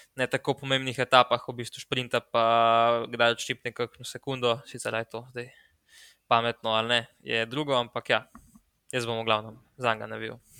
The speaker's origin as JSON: {"language": "Slovenian", "country": "Slovenia", "said": "smo Slovenci"}